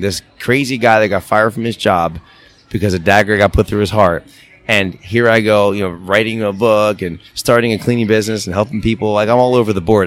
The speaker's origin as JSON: {"language": "English", "town": "Philadelphia", "region": "Pennsylvania", "country": "United States", "tie": "born or raised there", "moved": "as an adult", "lives_now": "upstate New York, United States", "said": "we've always wanted to go back to our hometown. We're from Philadelphia, the suburbs of Philadelphia. We're living in upstate New York"}